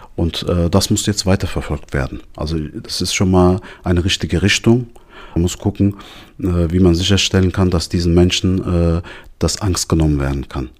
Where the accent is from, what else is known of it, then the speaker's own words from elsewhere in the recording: Darmstadt, Hesse, Germany; ich bin gebürtiger Darmstädter, ich bin in Darmstadt aufgewachsen